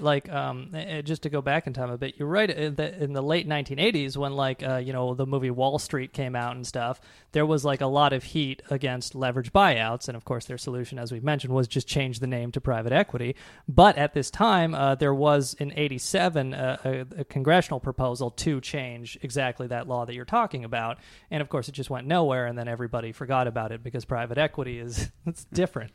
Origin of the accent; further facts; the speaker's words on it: Seattle, Washington, United States; when I was a kid growing up in Seattle